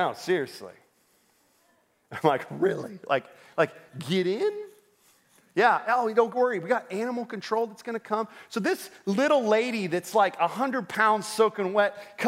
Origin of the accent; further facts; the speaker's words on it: Orlando, Florida, United States; I grew up in Orlando